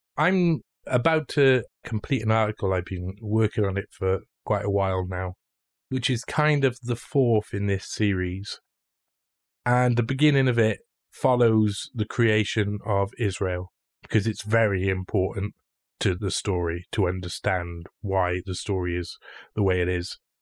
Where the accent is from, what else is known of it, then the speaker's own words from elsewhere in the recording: Cardiff, Wales, United Kingdom; I come from Britain